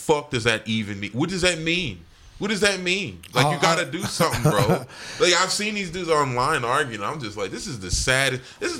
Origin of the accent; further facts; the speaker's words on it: Dallas, Texas, United States; also born or lived in Cedar Hill, Texas / Houston, Texas; I'm from Dallas proper, man.